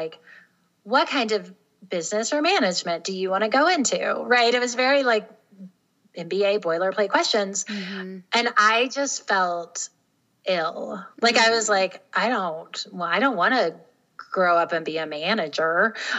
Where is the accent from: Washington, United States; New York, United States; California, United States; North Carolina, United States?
North Carolina, United States; also born or lived in Tennessee, United States; So I grew up in the South, in North and South Carolina and Tennessee, and I was raised by a single mom.